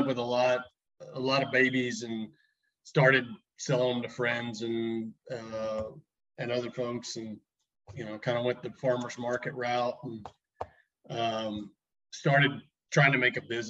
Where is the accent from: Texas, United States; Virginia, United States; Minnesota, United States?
Texas, United States; Millsap; I grew up in Millsap, Texas. Basically spent my whole childhood there.